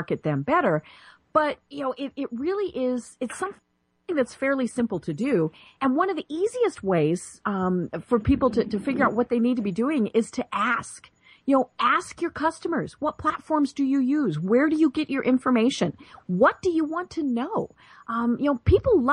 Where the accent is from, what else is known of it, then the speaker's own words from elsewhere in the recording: Colorado, United States; moved away as an adult; now in Atlanta, United States; I'm from Colorado and, you know, just moved to Atlanta last year